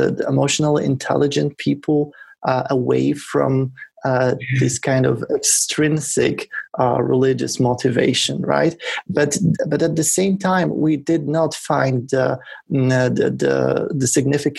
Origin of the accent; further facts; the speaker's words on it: Poland; I come from Poland, and we were doing this research in Poland